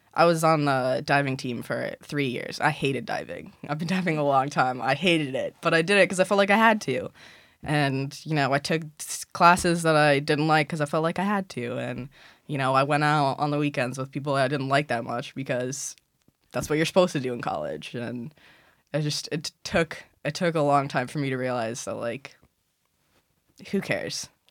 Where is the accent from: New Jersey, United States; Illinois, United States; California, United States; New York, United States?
Illinois, United States; Chicago; moved away as an adult; now in Philadelphia, United States; Chicago cuz that's where I'm from